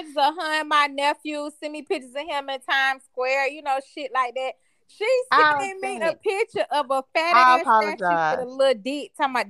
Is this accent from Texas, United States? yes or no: no; Jacksonville, Florida, United States; I ain't from Miami or Orlando. No shit, y'all know. I'm from Duval County. The C. The home of the Jacksonville Jaguars.